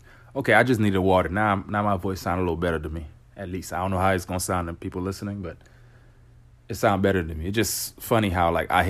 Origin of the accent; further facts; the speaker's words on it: Florida, United States; Well, I'm not going to want to be the one to talk too much because I'm from Florida. We're here in Florida.